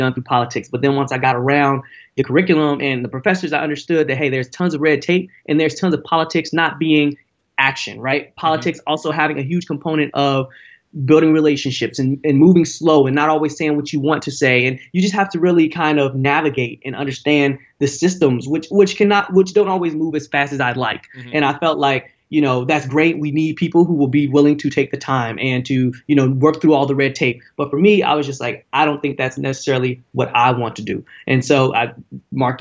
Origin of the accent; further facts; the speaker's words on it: Cincinnati, Ohio, United States; moved away as an adult; now in Bay Area, United States; I went to Princeton High School